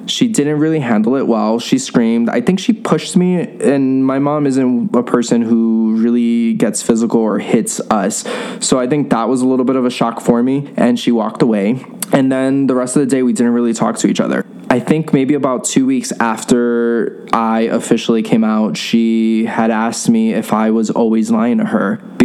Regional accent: New York City, New York, United States; I grew up in New York City in a Latino Catholic household

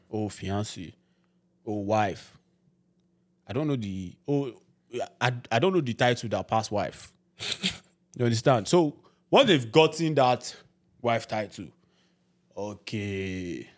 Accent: Ibadan, Oyo, Nigeria; moved away as an adult; also born or lived in Lagos, Nigeria; now in Canada; I grew up in Ibadan

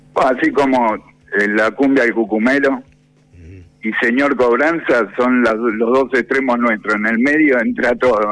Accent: Buenos Aires, Argentina; yo me crié de chico ahí en Saavedra, que era un barrio muy tanguero

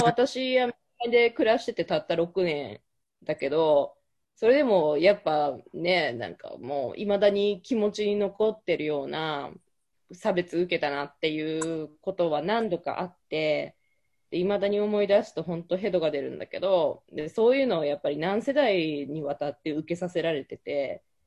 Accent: Japan; moved away as an adult; now in United States; 生まれ育ったのも日本

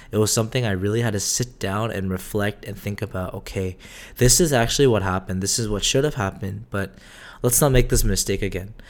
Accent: United States; also born or lived in South Korea; I technically was born in Korea, but majority of my life was born and raised in America

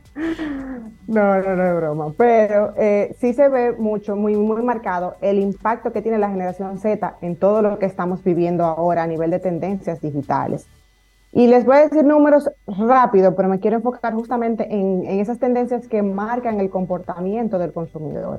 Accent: Dominican Republic

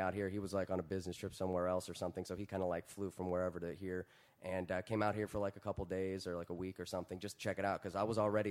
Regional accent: Virginia, United States; moved away as an adult; now in Los Angeles, United States; I grew up in Virginia

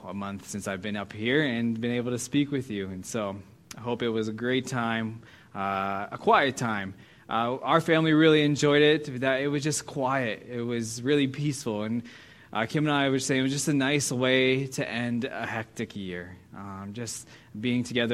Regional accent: United States; As an American

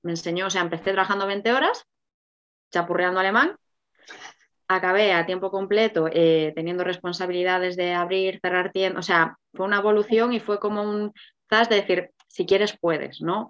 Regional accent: Galicia, Spain; moved away; yo soy gallega

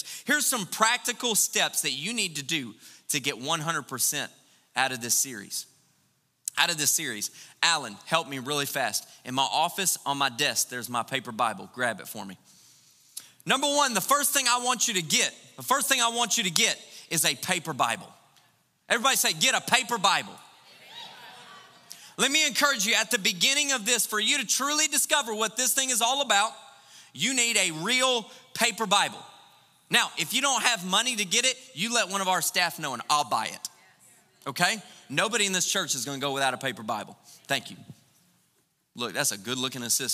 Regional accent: United States; we're American

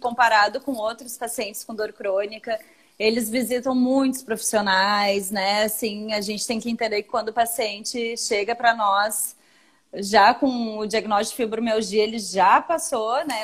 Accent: Brazil; Sou brasileiro

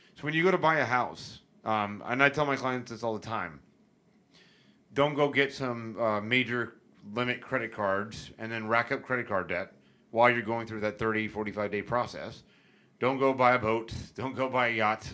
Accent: St. Petersburg, Florida, United States; also born or lived in Tampa, Florida / Davis Islands, Tampa; I was born and raised in Tampa Bay. I grew up in Saint Pete primarily, but I was back and forth across the bay my whole life.

